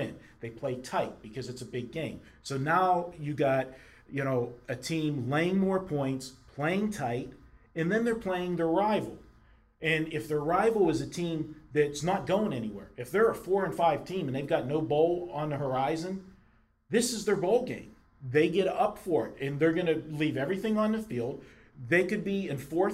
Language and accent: English; Pittsburgh, Pennsylvania, United States; growing up in Pittsburgh